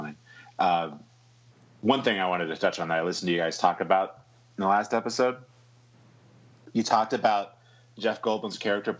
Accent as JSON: {"language": "English", "country": "United Kingdom", "said": "Yeah, well, I'm British in real life, so it comes through."}